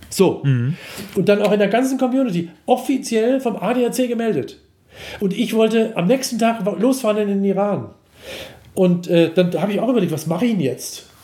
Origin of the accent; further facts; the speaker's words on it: Germany; ich komme aus Deutschland